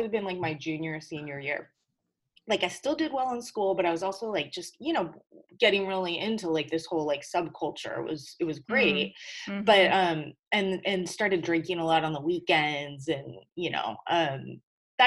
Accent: Whittier, California, United States; also born or lived in Hawaii / San Diego, California; we lived in LA in a town called Whittier, which is like, I consider my hometown

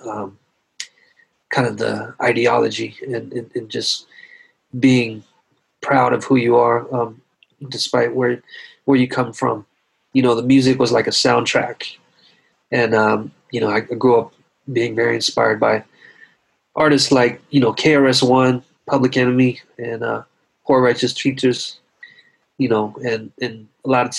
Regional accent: the South, United States; I was growing up in the South

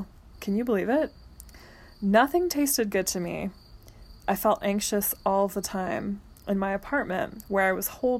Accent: Centerville, Ohio, United States; moved away as an adult; also born or lived in Los Angeles; the childhood house I grew up in Centerville, Ohio

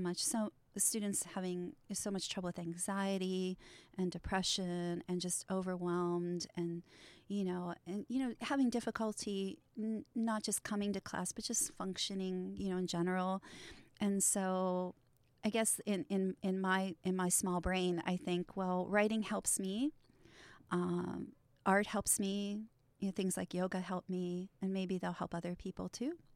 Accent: Trafford, Pennsylvania, United States; my hometown of Trafford, which is a, a really, um, you know, it's a, it's an old mill town

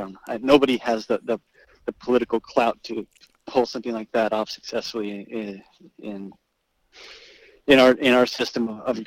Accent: Brazil; now in New Jersey, United States; But I moved to New Jersey from Brazil, actually. I was born in Brazil in January of 1986 and just, you know, started, I mean, I always loved sports in Brazil.

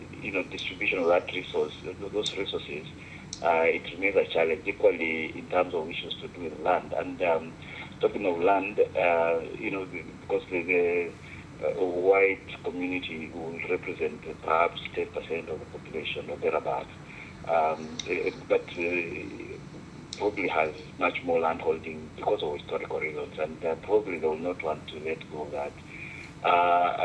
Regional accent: Kenya; now in Beijing, China; I am Kenyan

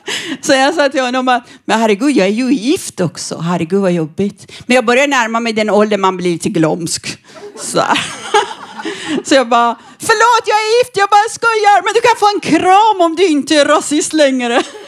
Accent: northern Iran, Iran; Swedish is a second language; also born or lived in Norrland, Sweden; now in Sweden; Jag kommer från Iran, från barnäktenskap

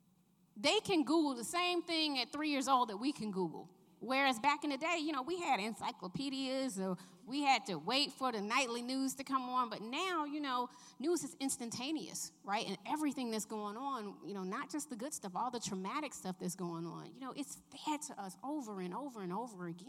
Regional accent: Atlanta, Georgia, United States; I grew up in Southwest Atlanta

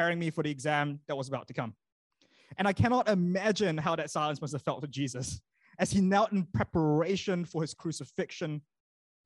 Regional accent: Malaysia; now in New Zealand; when I grew up in Malaysia

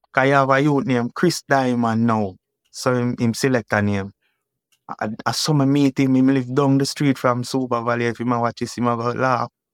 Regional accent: Kingston, Jamaica; Grew up Ken Cut

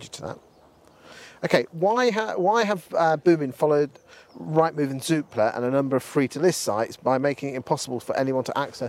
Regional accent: Lincolnshire, East Midlands, United Kingdom; I come from Lincolnshire.

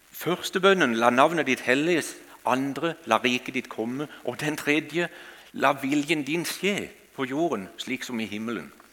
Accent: Kristiansand, Agder, Norway; Jeg kommer fra Flekkerøya utenfor Kristiansand. Og eh, Der har jeg vokst opp, og der bor vi ikke lenger nå.

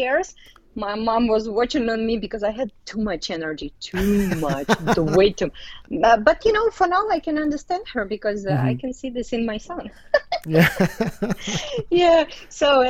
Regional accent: Tashkent, Uzbekistan; English is a second language; moved away; I was born in Uzbekistan, and in Tashkent.

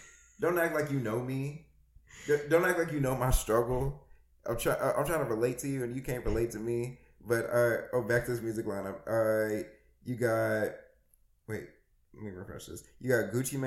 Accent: Virginia, United States; moved away; I'm from Virginia too

